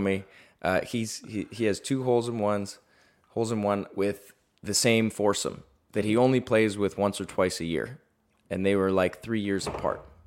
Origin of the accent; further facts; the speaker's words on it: Toronto, Ontario, Canada; moved away as an adult; now in Los Angeles, United States; I moved to L A from Toronto at nineteen or twenty years old